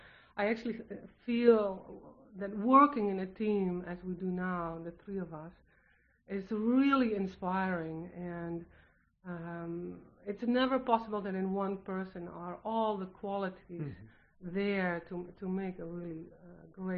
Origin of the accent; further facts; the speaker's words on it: Netherlands; English is a second language; now in United States; I'm from the Netherlands